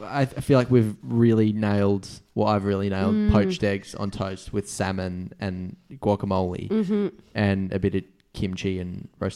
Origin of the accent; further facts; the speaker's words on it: New Zealand; now in Australia; I'm just NZ.